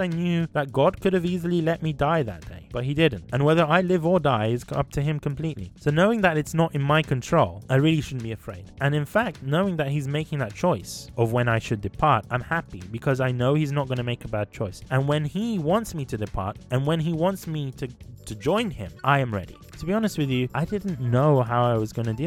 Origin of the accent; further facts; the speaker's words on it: Sudan; moved away; I'm from Sudan.